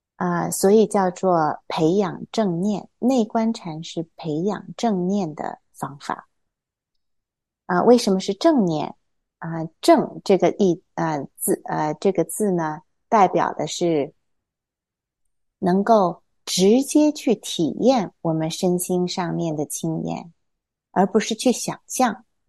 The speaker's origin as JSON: {"language": "Chinese", "town": "Hefei", "region": "Anhui", "country": "China", "tie": "born or raised there", "also_born_or_lived": "Taiyuan, Shanxi / Shenyang, Liaoning", "moved": "yes", "said": "我小时候是出生在山西太原，然后我在辽宁沈阳住过三年，但是我什么都不记得了 ，然后后来又跟我爸爸妈妈去，啊，啊，安徽合肥住过十多年，是在一个小岛上，小岛周围有一个湖水"}